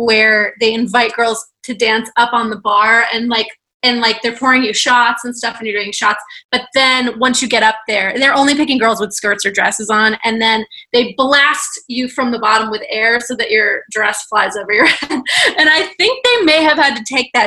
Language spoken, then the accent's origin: English; Daytona Beach, Florida, United States; I am from Daytona Beach